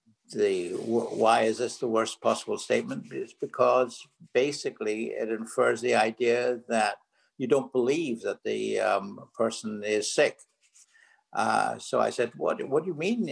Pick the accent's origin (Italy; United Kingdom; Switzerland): United Kingdom; Belfast, Northern Ireland; moved away as an adult; also born or lived in California; now in New York, United States; As you can hear from my accent, I'm originally from Belfast, Northern Ireland